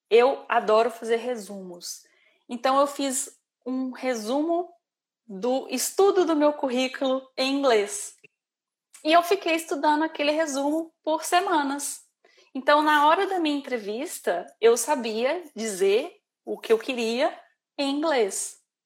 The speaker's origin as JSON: {"language": "Portuguese", "country": "Brazil", "moved": "as an adult", "lives_now": "Ireland", "said": "como boa brasileira"}